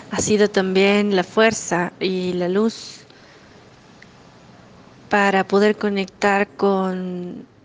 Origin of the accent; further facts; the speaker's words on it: Ecuador; soy de Ecuador